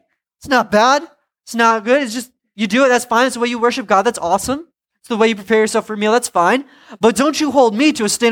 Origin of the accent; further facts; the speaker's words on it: Providence, Rhode Island, United States; I'm from Providence.